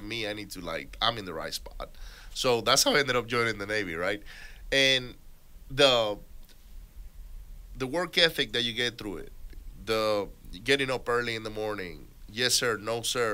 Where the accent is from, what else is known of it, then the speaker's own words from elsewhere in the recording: Venezuela; now in United States; I was born here, but I grew up in Venezuela